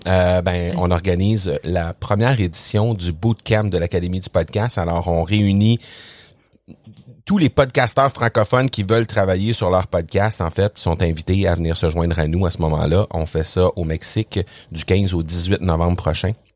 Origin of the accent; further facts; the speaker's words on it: Quebec, Canada; accent: Québécois; t'as pas mentionné que je viens du Québec. J'imagine que les gens ont compris à mon ah. accent que je viens du Québec